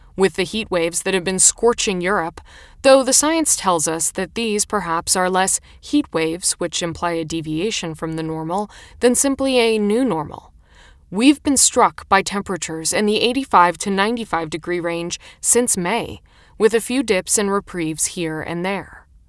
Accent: United States; moved away as an adult; now in Italy; as an American

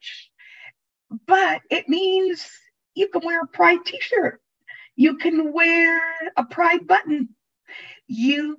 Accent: New York City, New York, United States; also born or lived in Italy; I was born in Italy. Mm-hmm. And grew up in New York City

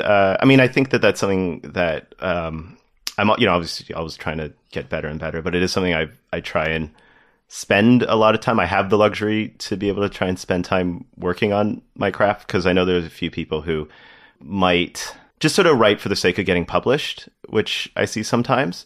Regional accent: Toronto, Ontario, Canada; also born or lived in Windsor; I grew up in Toronto

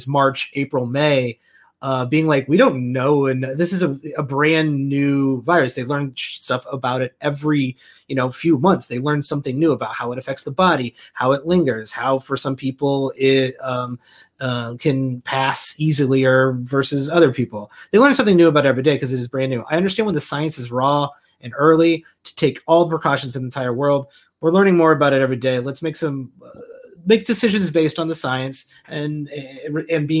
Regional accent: Central Illinois, United States; I grew up in Central Illinois

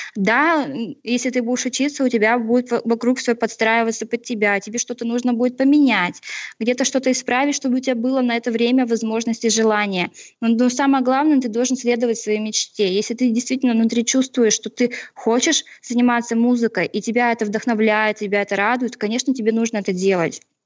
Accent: Chelyabinsk, Chelyabinsk Oblast, Russia; родом из Челябинска с Урала

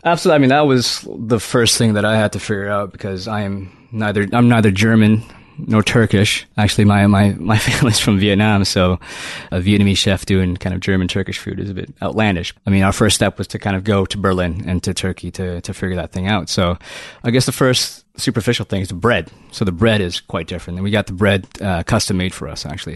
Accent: Toronto, Ontario, Canada; I'm from Toronto. I'm from Toronto

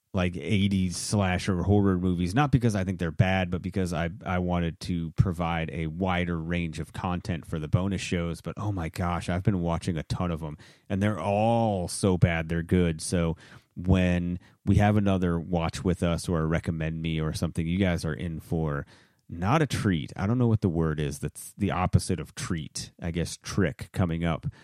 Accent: Maine, United States; moved away; I'm originally from Maine

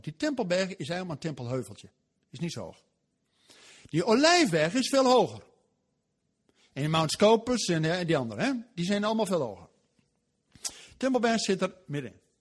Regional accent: Netherlands; wij als Nederlanders

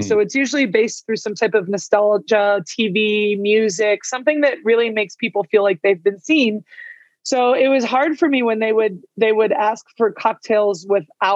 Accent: California, United States; now in Albuquerque, United States; I grew up in California.

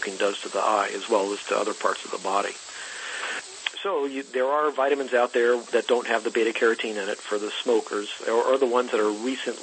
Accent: the South, United States; now in California, United States; I grew up in the South

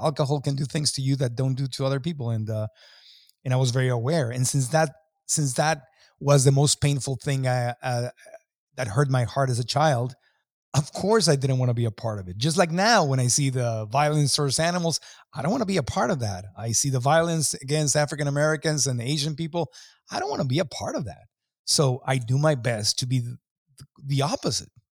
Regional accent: Mexico; growing up in Mexico

